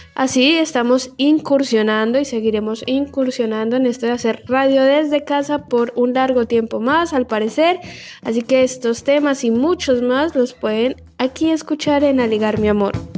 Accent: Colombia; also born or lived in La Boca, Buenos Aires, Argentina; now in Argentina; Yo en mi país soy hincha del equipo más grande de Colombia

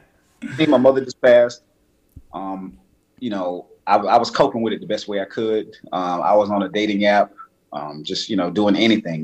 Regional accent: Miami, Florida, United States; moved away as an adult; also born or lived in Georgia; now in Atlanta, United States; am born and raised in Miami, uh, Miami.

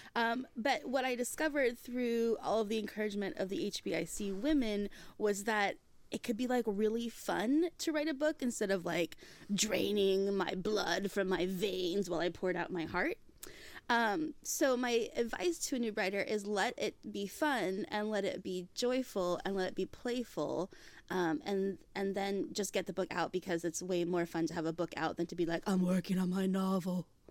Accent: Hawaii, United States; I grew up in Hawaii

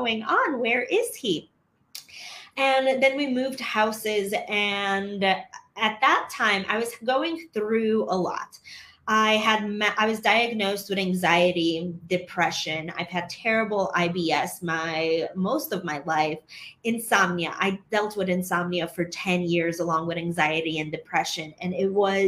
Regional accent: Chicago, Illinois, United States; moved away as an adult; now in Medellin, Colombia; I'm from Chicago originally

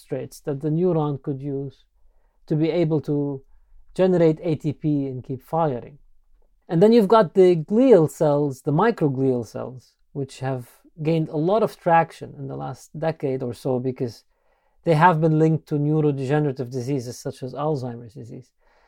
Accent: Beirut, Beirut Governorate, Lebanon; moved away as an adult; now in United States; Yes, I grew up in Beirut, Lebanon. That's my medical school. And then shortly after, moved to the U.S. to do some residency training

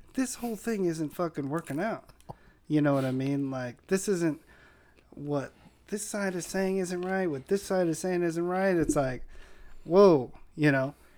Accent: San Diego, California, United States; where I grew up in Linda Vista

